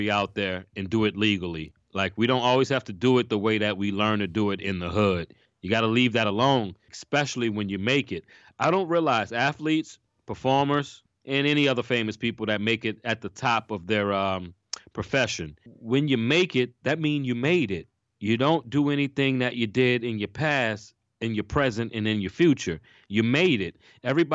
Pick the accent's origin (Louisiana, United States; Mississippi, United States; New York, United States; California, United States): Louisiana, United States; New Orleans; growing up in New Orleans